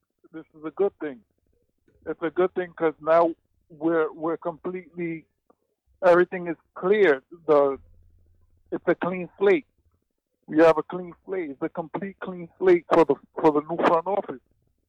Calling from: New York City, New York, United States; I'm calling from the Bronx.

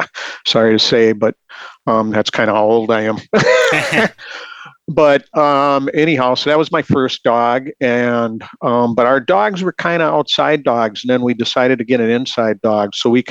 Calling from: Scandia, Minnesota, United States; Sure, I'm calling from Scandia, Minnesota

